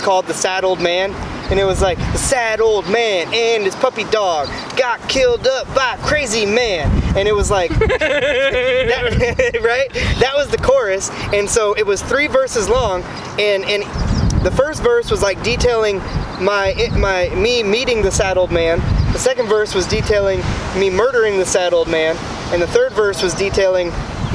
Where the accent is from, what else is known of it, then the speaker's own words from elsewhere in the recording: Kansas City, Missouri, United States; we grew up in Kansas City